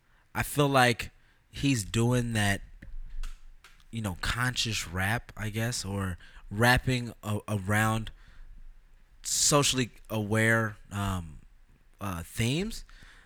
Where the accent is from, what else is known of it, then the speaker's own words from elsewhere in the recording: California, United States; born there; I was born in California.